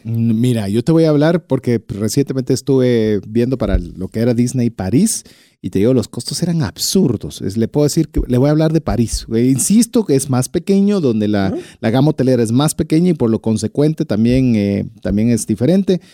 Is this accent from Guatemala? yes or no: yes; Guatemala; como buen latino, buen guatemalteco, buen chapín